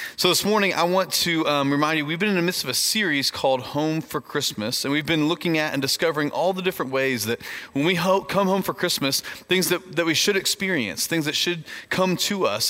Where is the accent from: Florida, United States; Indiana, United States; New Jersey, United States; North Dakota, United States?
Indiana, United States; moved away; I grew up in Indiana, which is a, a far off land uh, in the north part of our country